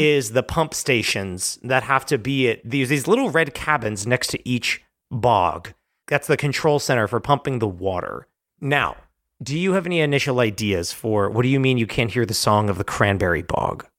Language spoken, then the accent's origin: English; New Jersey, United States; South Jersey, it is where you and I hail from